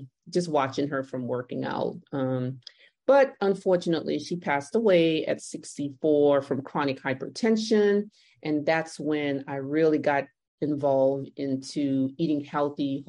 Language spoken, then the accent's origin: English; New Orleans, Louisiana, United States; I was born and raised in New Orleans. My parents are from Honduras, Central America.